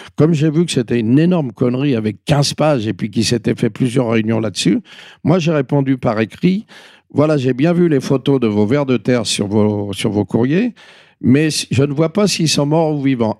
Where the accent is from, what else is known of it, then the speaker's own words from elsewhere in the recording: Paris, Île-de-France, France; en tant que Parisien, je dois beaucoup à ma ville